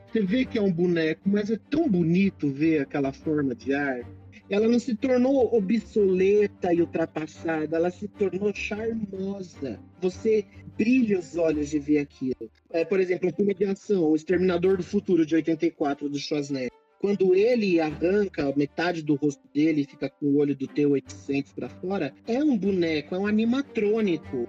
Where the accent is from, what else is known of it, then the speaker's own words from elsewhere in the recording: Brazil; eu estou orgulhoso de ser brasileiro